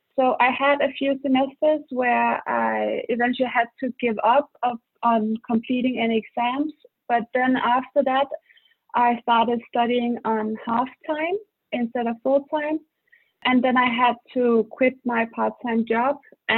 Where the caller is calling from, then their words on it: Denmark; English is a second language; I'm calling from Denmark.